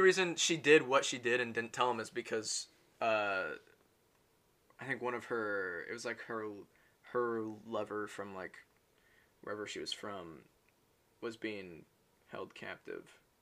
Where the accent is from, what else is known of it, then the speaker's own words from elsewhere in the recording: United States; I'm American